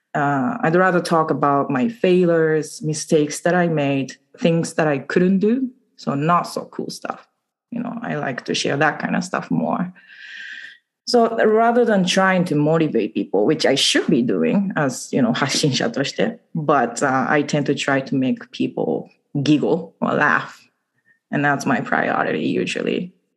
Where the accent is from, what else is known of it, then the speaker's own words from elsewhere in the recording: Okayama, Japan; English is a second language; moved away as an adult; also born or lived in upstate New York, United States / Canada / England; now in Vancouver, Canada; I was born and raised in Okayama, and uh, since I left Japan when I was 20, I've lived in three countries the US, upstate New York, Canada, and England